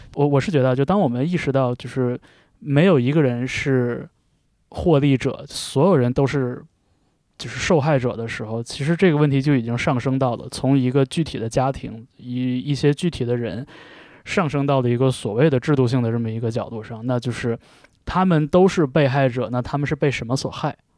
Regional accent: Jilin, China; 因为我是东北人。嗯。呃，我来自吉林

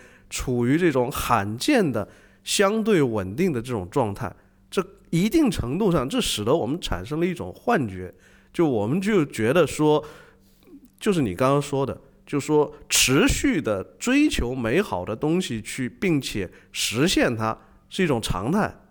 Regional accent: China; 你你你要问我们中国人可不可能达到那种想象力拍出这东西？

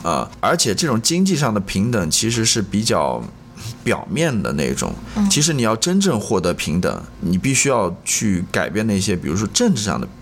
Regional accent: China; 跟我们中国人小孩子与家庭父母关系挺像的

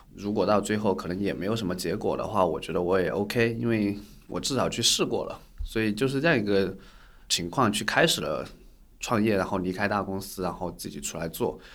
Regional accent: Guizhou, China; moved away as an adult; 从小是在贵州长大，所以也是在一个，呃，比较偏原生态，然后就是有很多森林啊、山区的一个地方

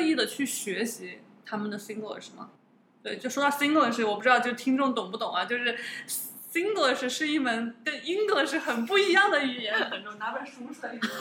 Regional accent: China; also born or lived in United States; now in Singapore; 我们中国的国内

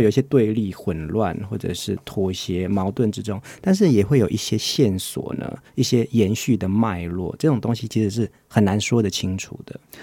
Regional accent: Taiwan; 我们自己台湾的在地人在做反思这件事情

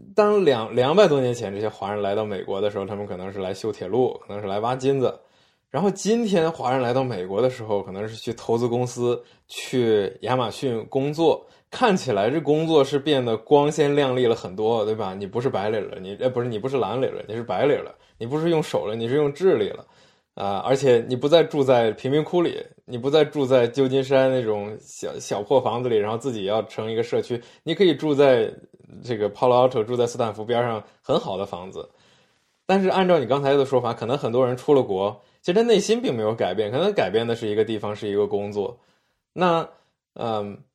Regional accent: China; 我们来自中国，我们生在这儿

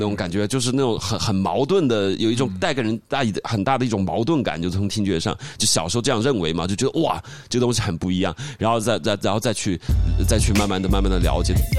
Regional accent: Guangyuan, Sichuan, China; moved away; 在我老家的镇上，保伦镇上

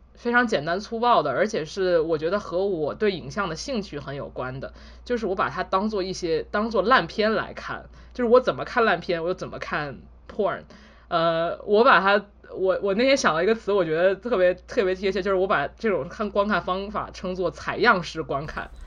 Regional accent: China; moved away as an adult; 我在国内的时候接触关，关于色情的东西基本上都是以文字为主

